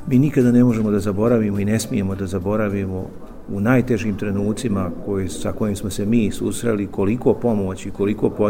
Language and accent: Croatian; Republika Srpska, Bosnia & Herzegovina; Kod nas u Republici Srpskoj